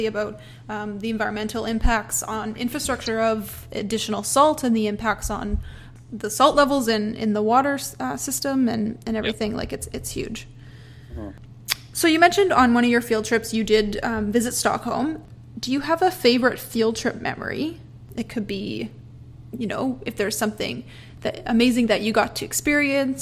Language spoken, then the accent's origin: English; Alberta, Canada; now in Toronto, Canada; growing up in Alberta